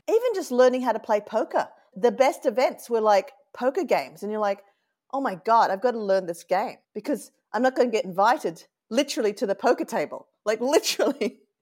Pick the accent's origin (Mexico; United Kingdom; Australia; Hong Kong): Australia; Sydney, New South Wales; accent: Australian; moved away as an adult; now in Oakland, United States; I was born and raised in Australia where you can actually hold your grog.